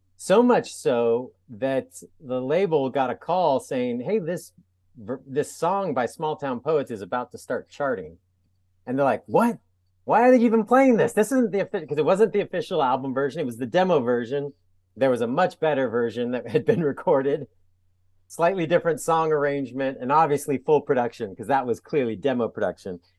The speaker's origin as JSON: {"language": "English", "town": "San Diego", "region": "California", "country": "United States", "also_born_or_lived": "Atlanta", "moved": "yes", "lives_now": "Portland, United States", "said": "I'm from San Diego, but ended up in the Portland area."}